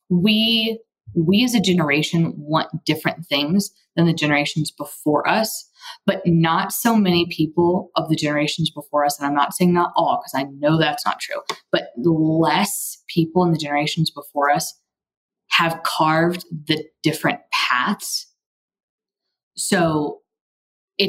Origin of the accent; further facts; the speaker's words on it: Texas, United States; I'm from Texas and have taken Spanish in college and high school